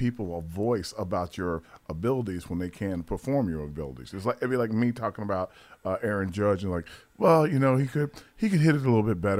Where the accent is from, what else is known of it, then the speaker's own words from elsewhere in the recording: New York, United States; now in Atlanta, United States; I'm down here in Atlanta. I'm from New York.